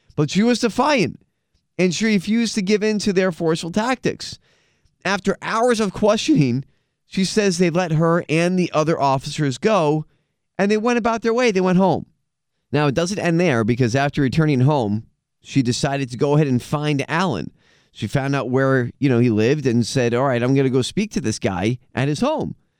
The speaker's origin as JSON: {"language": "English", "country": "United States", "said": "as an American"}